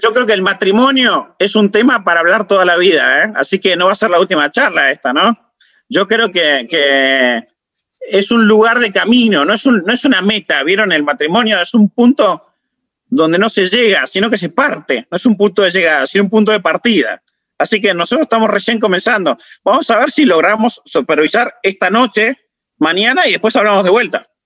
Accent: Salta, Argentina; now in Buenos Aires, Argentina; yo soy salteño

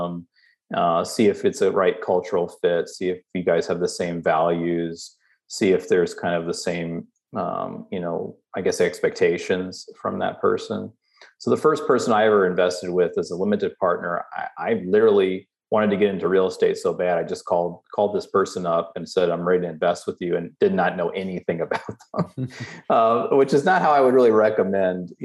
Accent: Southeast, United States; moved away; also born or lived in Omaha, Nebraska; I grew up in the Southeast

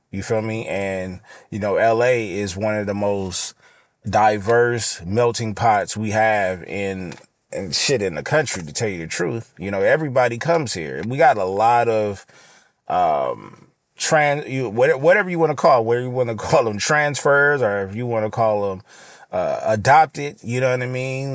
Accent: Los Angeles, California, United States; being from L

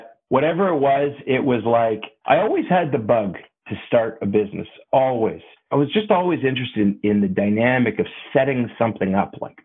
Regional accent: Toronto, Ontario, Canada; I grew up in Toronto

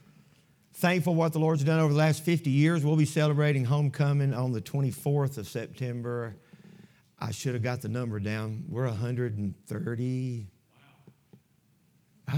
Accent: Six Mile, South Carolina, United States; the church I grew up in Camp Creek Baptist Church over in Six Mile, which is even bigger than Pickens

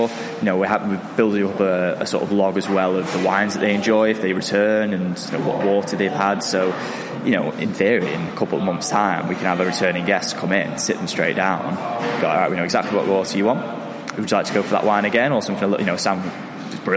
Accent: Manchester, North West England, United Kingdom; I'm from Manchester, I've lived all my life here

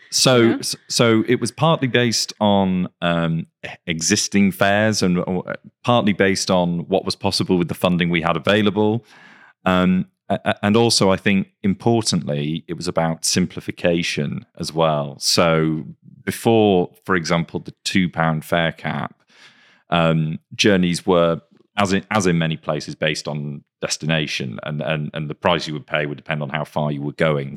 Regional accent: Greater Manchester, North West England, United Kingdom; I, I grew up in Greater Manchester

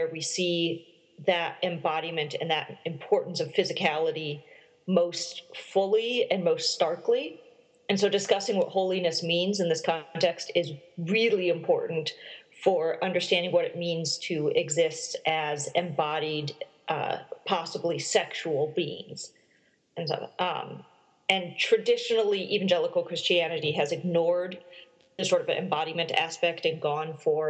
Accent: South Dakota, United States; moved away as an adult; now in Oxford, United Kingdom; I'm originally from South Dakota

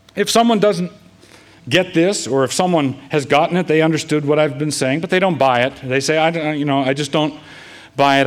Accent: United States; us as American Christians

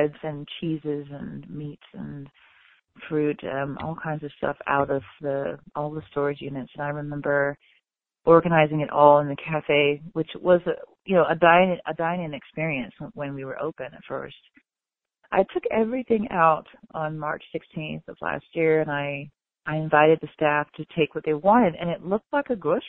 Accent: the South, United States; now in Chicago, United States; as a Southerner

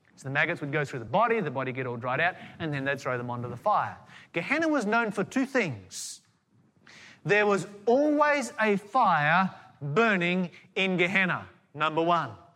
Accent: Tasmania, Australia; I grew up in Tasmania

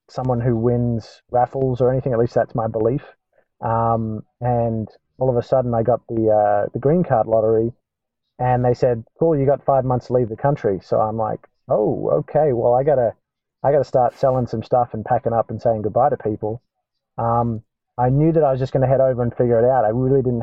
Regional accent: Australia; moved away as an adult; now in Atlanta, United States; as Australians

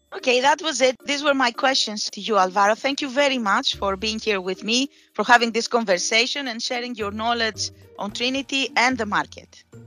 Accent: Greece; I say that as a southeasterner myself, eh, because I am from Greece

